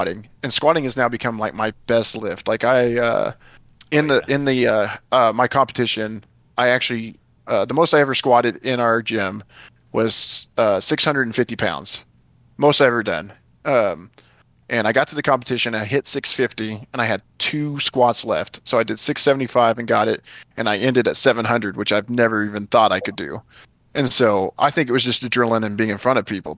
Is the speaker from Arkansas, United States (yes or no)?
yes; Arkansas, United States; I was from Arkansas